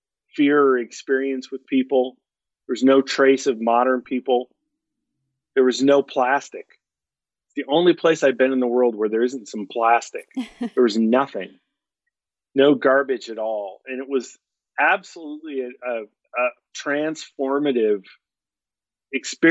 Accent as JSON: {"language": "English", "town": "Duluth", "region": "Minnesota", "country": "United States", "tie": "born or raised there", "also_born_or_lived": "Spokane, Washington", "moved": "yes", "said": "I was born in Minnesota, and I spent half my childhood in Duluth, Minnesota, which is on the southern tip of Lake Superior. It's kind of the extreme northern part of Minnesota by Canada. And then half my childhood in Spokane, Washington, in eastern Washington. But I consider my hometown to be Duluth, Minnesota."}